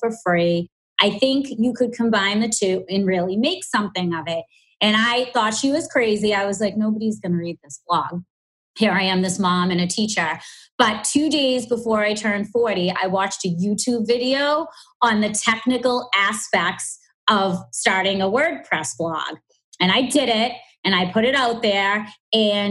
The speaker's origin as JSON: {"language": "English", "town": "Boston", "region": "Massachusetts", "country": "United States", "accent": "strong Boston", "said": "I do have a strong Boston accent"}